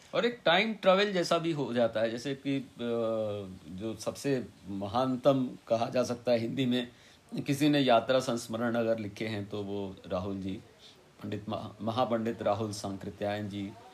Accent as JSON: {"language": "Hindi", "town": "Varanasi", "region": "Uttar Pradesh", "country": "India", "tie": "born or raised there", "said": "मैं वाराणसी में पैदा हुआ था"}